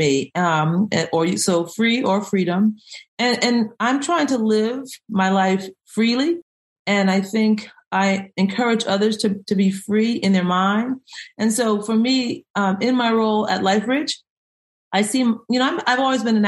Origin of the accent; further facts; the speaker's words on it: Greenport, New York, United States; now in Baltimore, United States; I am originally from New York, Long Island. I was born in the last little town on the island, Greenport.